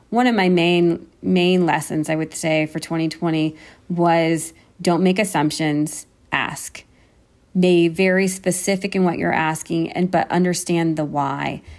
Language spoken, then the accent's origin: English; United States; moved away as an adult; now in Berlin, Germany; I am American